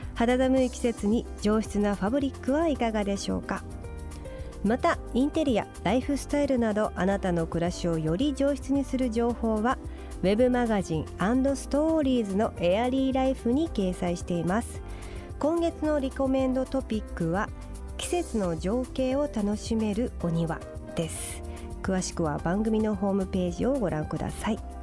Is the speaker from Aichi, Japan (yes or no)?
no; Kurume, Fukuoka, Japan; now in Tokyo, Japan; 福岡県久留米市で親善大使をやらせていただいてる